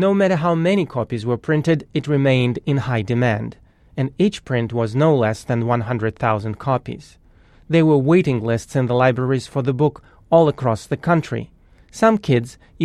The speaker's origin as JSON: {"language": "English", "region": "Moscow", "country": "Russia", "tie": "born or raised there", "said": "As a kid growing up in Moscow in the 70s"}